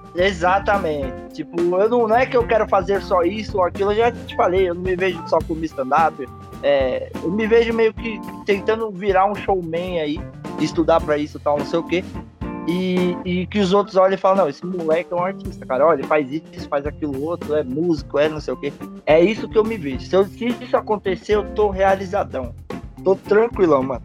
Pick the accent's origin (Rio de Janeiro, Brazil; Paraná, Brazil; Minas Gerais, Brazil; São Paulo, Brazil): São Paulo, Brazil; Eu sou paulista